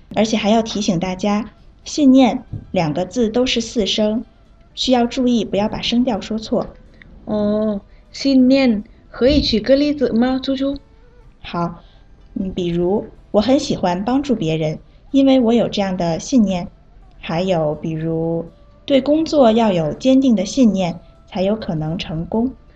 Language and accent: Chinese; Vietnam; Chinese is a second language; 我是来自越南的